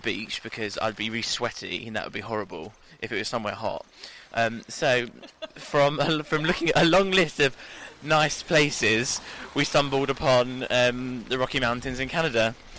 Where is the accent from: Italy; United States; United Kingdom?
United Kingdom; London; No, I'm from London.